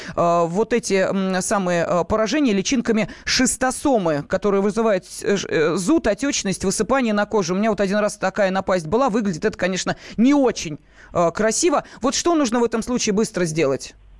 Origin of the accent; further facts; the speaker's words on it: Moscow, Russia; мы, москвичи